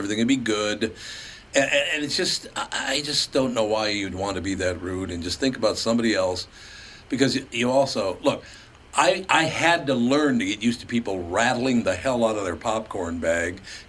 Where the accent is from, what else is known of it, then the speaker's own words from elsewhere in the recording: Minneapolis, Minnesota, United States; Growing up on West Broadway in North Minneapolis, there were three movie theaters there.